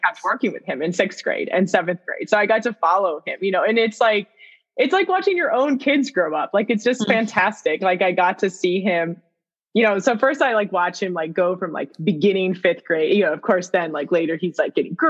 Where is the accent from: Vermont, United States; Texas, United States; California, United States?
Vermont, United States; I'm in from Vermont, you know, so we're weird. We take French instead of Spanish.